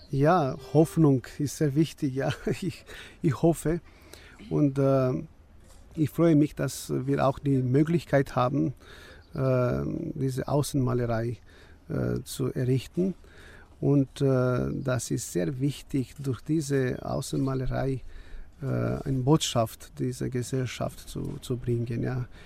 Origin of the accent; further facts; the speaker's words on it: Suceava County, Romania; now in Germany; Ich komme aus Bukowina und äh, ich bin äh, in der Nähe vom berühmten Kloster Voronezh. Ähm, aufgewachsen und äh, wenn ich diese Kirche sehe und ich in diesem Wohnheim lebe, also gemein, gemeinsam mit so vielen Rumänen